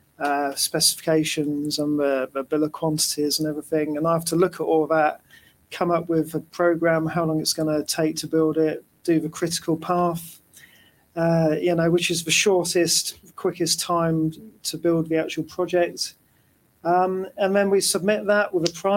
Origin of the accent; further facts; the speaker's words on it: Oxford, South East England, United Kingdom; I'm from Oxford.